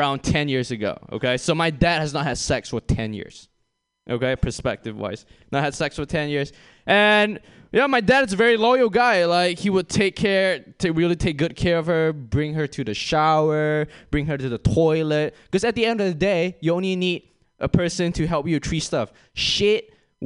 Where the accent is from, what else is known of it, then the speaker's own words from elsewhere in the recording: Malaysia; moved away as an adult; I'm from Malaysia